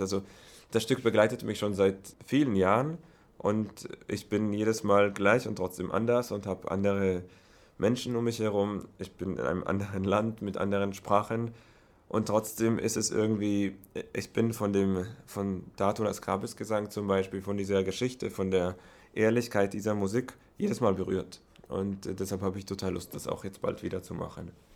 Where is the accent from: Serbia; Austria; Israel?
Israel; Herzliya, Tel Aviv District; German is a second language; moved away as an adult; also born or lived in Berlin, Germany / Oslo, Norway; Also natürlich meine Heimat Israel, äh, Herzliya, aus der Stadt komme ich, das ist in der Nähe von Tel Aviv. Da habe ich auch studiert bis hin, da habe ich meine ganze Kindheit